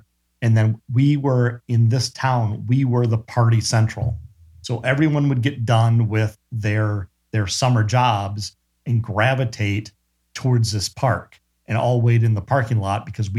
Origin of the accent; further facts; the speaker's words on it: Wisconsin, United States; moved away; I grew up in Wisconsin